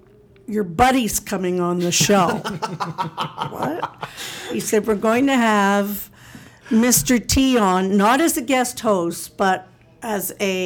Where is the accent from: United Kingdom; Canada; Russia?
Canada; I'm Canadian